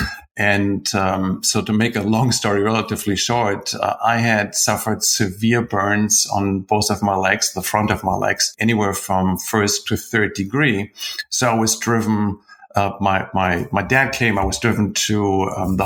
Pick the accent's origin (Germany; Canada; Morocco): Germany; also born or lived in United Kingdom; now in United States; I grew up in Germany. Now I live in the US. In between, I spent some time in the UK.